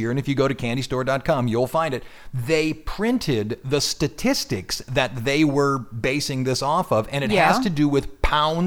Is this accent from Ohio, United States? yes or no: yes; Ohio, United States; now in Louisiana, United States; Ohio, my home state